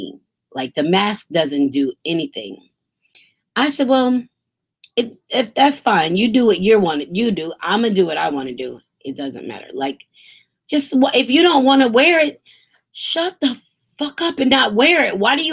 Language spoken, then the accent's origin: English; United States; I'm Black American